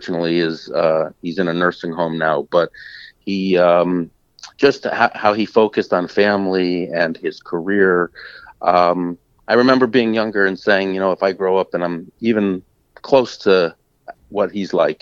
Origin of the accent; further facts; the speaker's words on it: Clifton Park, New York, United States; I'm from Clifton Park originally, New York